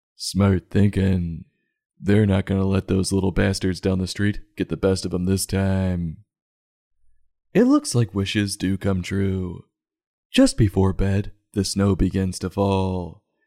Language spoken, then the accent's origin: English; Chicago, Illinois, United States; growing up in Chicagoland